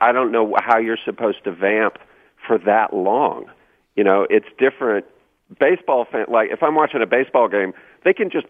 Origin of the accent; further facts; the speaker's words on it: Louisiana, United States; I'm from Louisiana